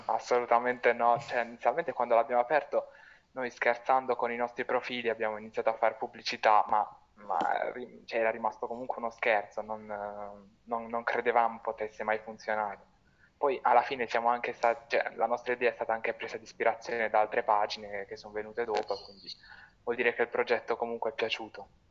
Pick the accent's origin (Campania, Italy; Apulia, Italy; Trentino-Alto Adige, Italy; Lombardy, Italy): Apulia, Italy; Bari; io da, da barese